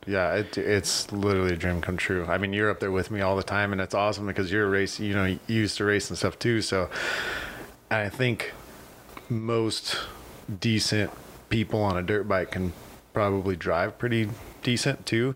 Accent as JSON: {"language": "English", "town": "Needles", "region": "California", "country": "United States", "tie": "born or raised there", "also_born_or_lived": "Lake Havasu City, Arizona", "said": "I was born here in Havasu. Um, but I was raised in Needles"}